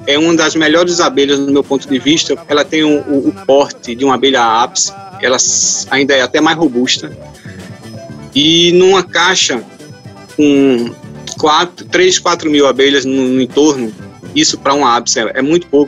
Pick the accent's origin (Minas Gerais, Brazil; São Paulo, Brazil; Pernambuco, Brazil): Pernambuco, Brazil; Recife; moved away as an adult; now in Bonito, Brazil; eu sou natural de Recife